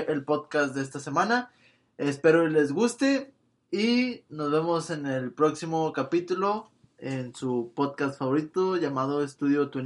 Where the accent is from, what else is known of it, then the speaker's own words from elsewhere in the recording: Mexico; como mexicanos eh, estamos esperando